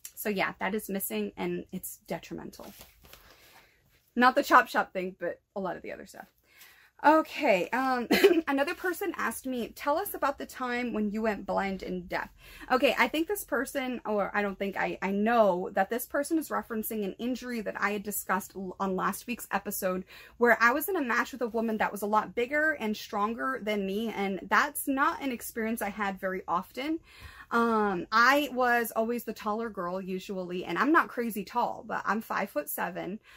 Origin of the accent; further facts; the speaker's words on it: New Bedford, Massachusetts, United States; my hometown